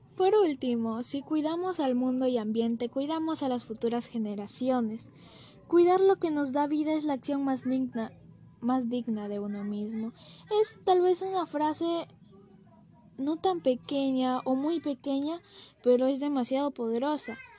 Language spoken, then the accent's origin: Spanish; Peru; Como peruanos